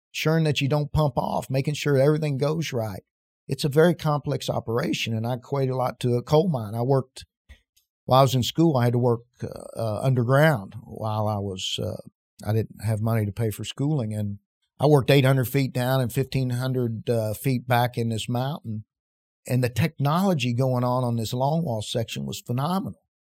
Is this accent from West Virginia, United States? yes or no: yes; West Virginia, United States; moved away as an adult; also born or lived in Casper, Wyoming; growing up in West Virginia